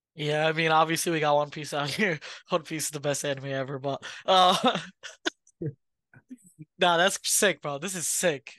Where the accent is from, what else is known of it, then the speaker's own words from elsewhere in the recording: New York, United States; we from New York